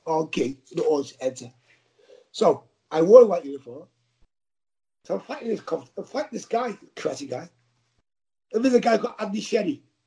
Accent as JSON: {"language": "English", "town": "Liverpool", "region": "North West England", "country": "United Kingdom", "accent": "Scouse", "said": "I talk scouts. We're not English, you know. We're scousers."}